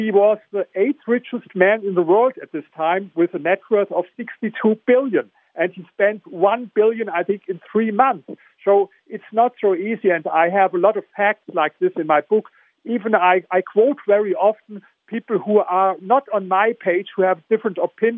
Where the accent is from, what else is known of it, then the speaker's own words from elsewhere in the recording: Germany; accent: German; English is a second language; I come from Germany, as you hear with my accent